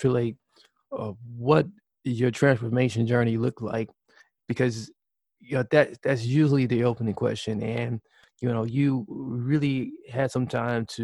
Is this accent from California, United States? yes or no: no; Wisconsin, United States; So we are both Wisconsinites